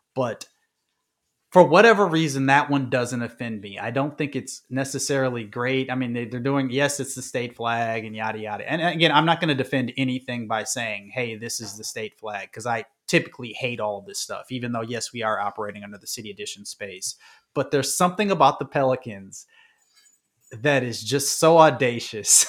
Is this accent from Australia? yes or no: no; Midwest, United States; I'm from the Midwest